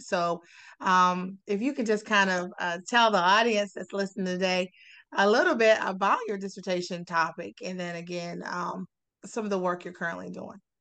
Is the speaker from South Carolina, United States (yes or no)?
yes; South Carolina, United States; growing up in South Carolina, I'm from South Carolina